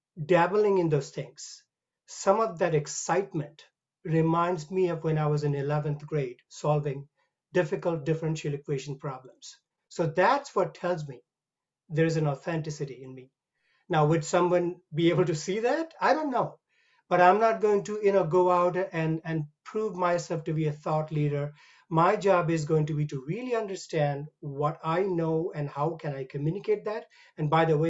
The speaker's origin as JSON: {"language": "English", "country": "India", "moved": "as an adult", "said": "You can tell I come from India. I was 25 years old when I left the country"}